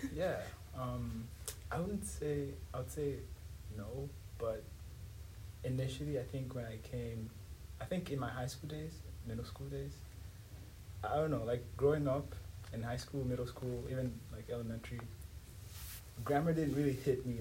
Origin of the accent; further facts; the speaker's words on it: Dar es Salaam, Tanzania; first language Swahili; English is a second language; moved away as an adult; now in United States; I'm from Dar es Salaam, Tanzania, um, but I've been here in the U.S. for four and a half